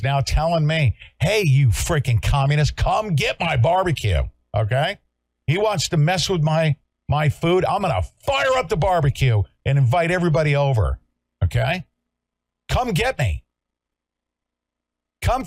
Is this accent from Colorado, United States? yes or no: no; California, United States; I'm from California